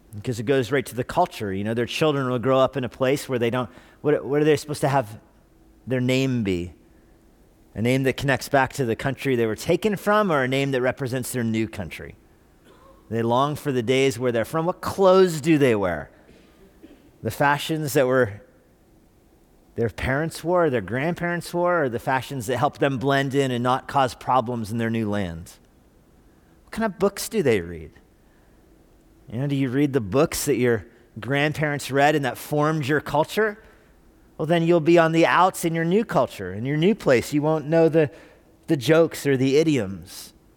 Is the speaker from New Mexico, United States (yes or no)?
yes; Albuquerque, New Mexico, United States; moved away; I was born in Albuquerque.